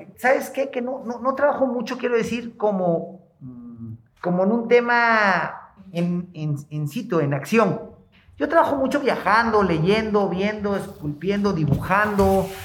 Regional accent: Oaxaca, Mexico

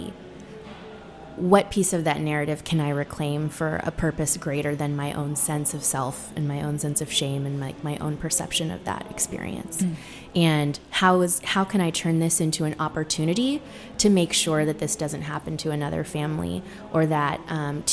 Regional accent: Sacramento, California, United States; moved away as an adult; also born or lived in Seattle; we grew up in the suburbs of Sacramento

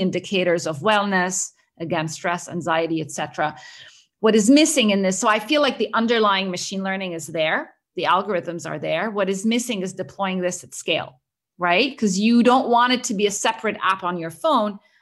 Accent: Egypt; moved away as an adult; also born or lived in Cambridge, United Kingdom / Boston, United States; It follows my journey growing up in the Middle East. I'm originally Egyptian, and I grew up around there

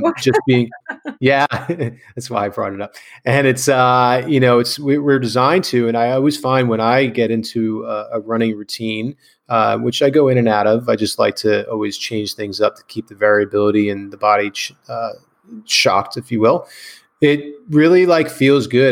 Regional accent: Clark, New Jersey, United States; I grew up in Clark, New Jersey, which is like the neighboring town

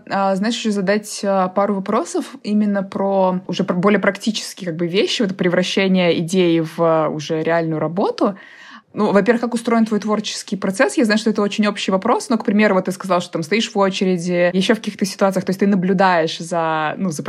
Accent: Kazan, Tatarstan, Russia; now in Moscow, Russia; из Казани.

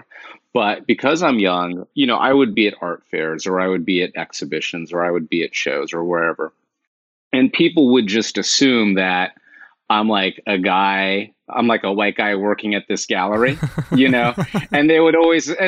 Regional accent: Los Angeles, California, United States; born or raised there; moved away as an adult; also born or lived in Northampton, Massachusetts / Oakland, California; now in New York, United States

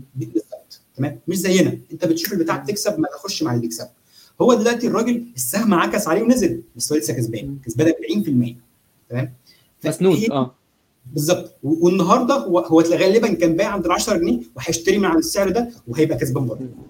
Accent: Egypt; احنا عندنا في مصر

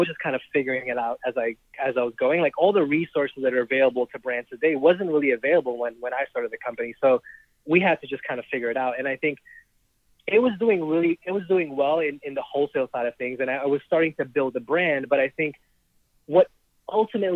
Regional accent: New York City, New York, United States; also born or lived in Trinidad and Tobago; I grew up in Jamaica, Queens

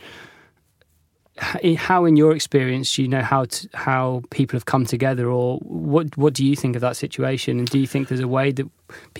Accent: South West England, United Kingdom; now in London, United Kingdom; I'm originally from North Devon, right. And I moved here

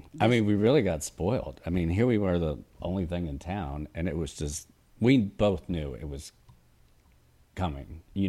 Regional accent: Atlanta, Georgia, United States; and I'm from Atlanta

